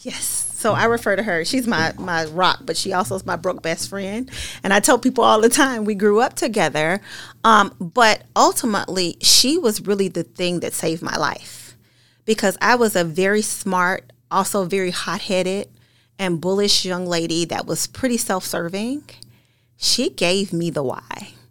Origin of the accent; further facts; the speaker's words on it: Paducah, Kentucky, United States; I grew up in Paducah, Kentucky, a small town in Western Kentucky